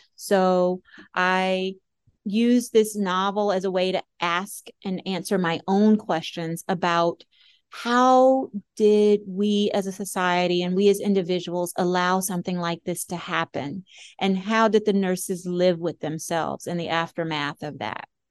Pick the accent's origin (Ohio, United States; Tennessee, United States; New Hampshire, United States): Tennessee, United States; Memphis; moved away as an adult; now in Washington, D.C., United States; I'm originally from Memphis, Tennessee, so I am a Southerner by birth and by culture.